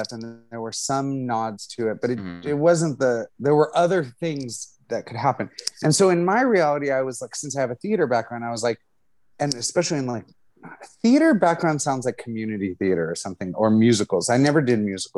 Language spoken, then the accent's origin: English; Los Angeles, California, United States; I'm half Mexican, so I look very white, but I grew up in East LA with a predominantly Hispanic community family.